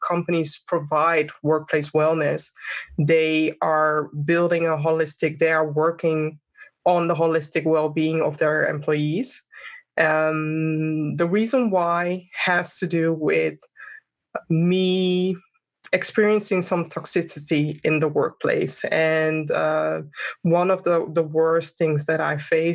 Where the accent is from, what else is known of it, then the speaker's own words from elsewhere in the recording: Amsterdam, North Holland, Netherlands; born and raised in Amsterdam, and I have a Ghanaian background.